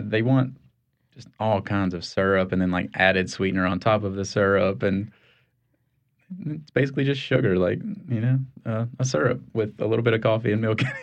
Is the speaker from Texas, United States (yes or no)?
no; Kentucky, United States; now in New Orleans, United States; I am from Kentucky originally